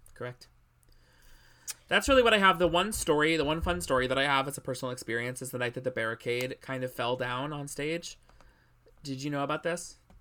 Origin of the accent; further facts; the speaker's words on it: New England, United States; I was away from New England for a little while as a kid, and then when I came back to New England, I was too old.